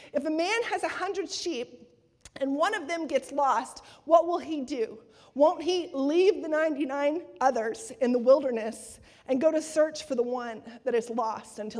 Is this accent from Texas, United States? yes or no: yes; Texas, United States; accent: Texas; my Texas accent